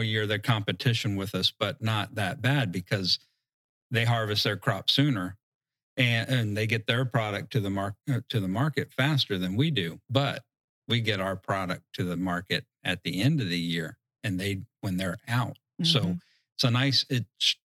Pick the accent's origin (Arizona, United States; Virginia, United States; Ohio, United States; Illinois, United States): Virginia, United States; Southeast; moved away; I grew up in Southeast Virginia